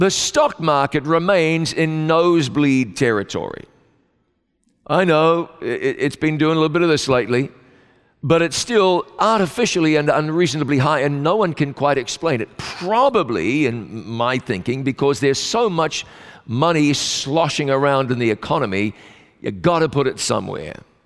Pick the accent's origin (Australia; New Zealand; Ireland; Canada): New Zealand; my home country of New Zealand